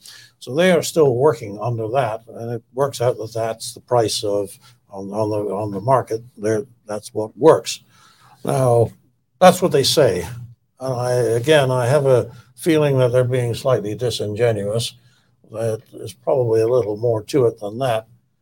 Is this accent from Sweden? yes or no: no; Canada; as a Canadian, there are so many things that cause you to roll your eyes that you do give up.